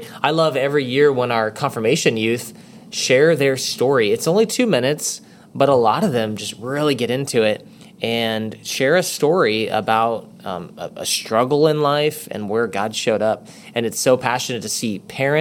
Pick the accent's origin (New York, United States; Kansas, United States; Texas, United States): Texas, United States; I'm from Texas